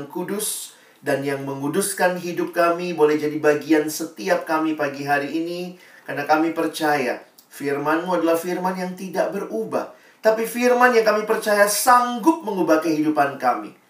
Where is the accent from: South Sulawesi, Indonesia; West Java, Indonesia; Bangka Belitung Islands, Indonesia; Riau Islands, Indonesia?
South Sulawesi, Indonesia; Makassar; moved away as an adult; now in Jakarta, Indonesia; Saya uh, aslinya lahir besarnya di Makassar sampai SMA, lalu kemudian saya kuliah ke Universitas Indonesia